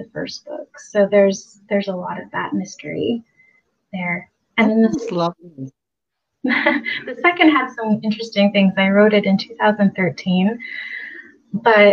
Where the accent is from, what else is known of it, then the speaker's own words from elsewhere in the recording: Port Townsend, Washington, United States; my hometown